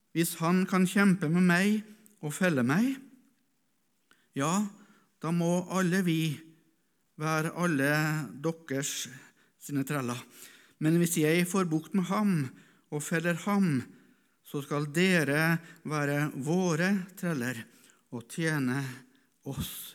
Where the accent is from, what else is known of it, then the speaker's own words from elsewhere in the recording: Norway; also born or lived in East Africa; Hvorfor ble jeg født som nordmann, etnisk nordmann?